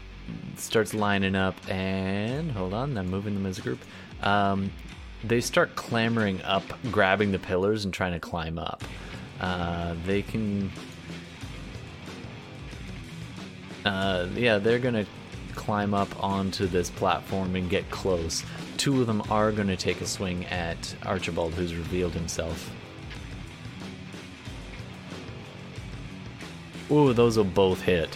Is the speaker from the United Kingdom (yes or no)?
no; Canada; I'm Canadian